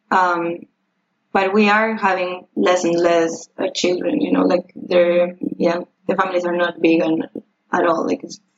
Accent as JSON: {"language": "English", "country": "Uruguay", "said": "I'm from Uruguay."}